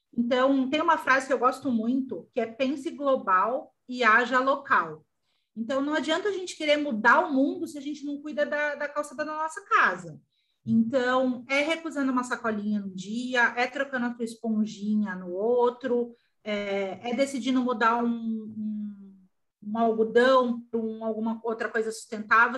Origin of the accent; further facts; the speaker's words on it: São Paulo, Brazil; moved away as an adult; also born or lived in Porto Alegre; now in Gravataí, Brazil; Eu nasci em São Paulo, mas eu moro no Rio Grande do Sul há entre 15 a 12 anos